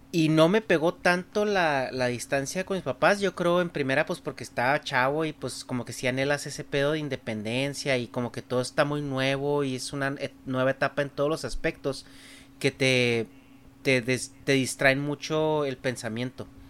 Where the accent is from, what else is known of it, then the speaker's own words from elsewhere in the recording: Chihuahua, Mexico; first language Spanish; moved away as an adult; now in California, United States; me fui de allá de Chihuahua